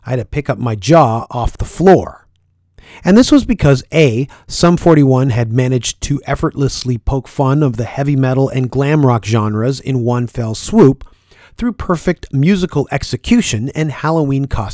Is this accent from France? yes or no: no; Toronto, Ontario, Canada; I was from Scarborough